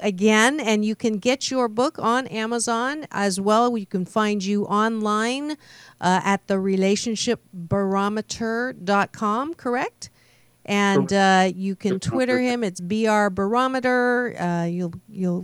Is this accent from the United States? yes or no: no; Kitchener, Ontario, Canada; moved away; my hometown of Kitchener-Waterloo, Ontario, Canada